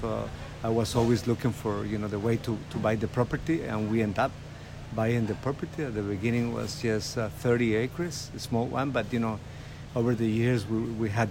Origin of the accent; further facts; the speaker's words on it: Turrialba, Cartago, Costa Rica; moved away as an adult; now in San Jose, Costa Rica; I was born in Turrialba and I lived in Turrialba until I was 20-something